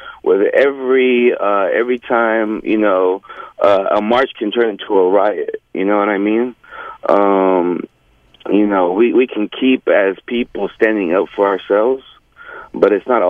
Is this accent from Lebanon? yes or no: yes; Lebanon; also born or lived in Saudi Arabia; now in Houston, United States; when I first came to America from Lebanon, I was born in Saudi Arabia.